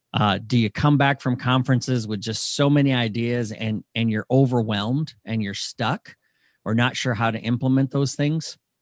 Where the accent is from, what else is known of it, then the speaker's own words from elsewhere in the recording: Michigan, United States; moved away; I grew up in Michigan for a lot of my life